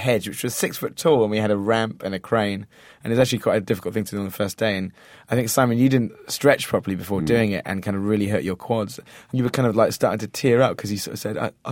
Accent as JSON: {"language": "English", "region": "England", "country": "United Kingdom", "tie": "born or raised there", "said": "that is my hometown where we shot the film"}